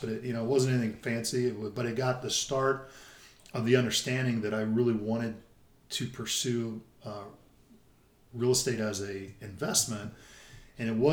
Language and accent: English; Richmond, Indiana, United States; growing up in Richmond, we caught Channel 7